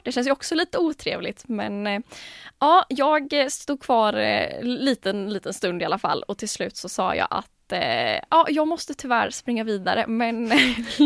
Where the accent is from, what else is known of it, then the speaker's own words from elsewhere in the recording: Jönköping, Jönköping County, Sweden; now in Gothenburg, Sweden; kom egentligen från Jönköping från början. Men bor ju nu här då i Göteborg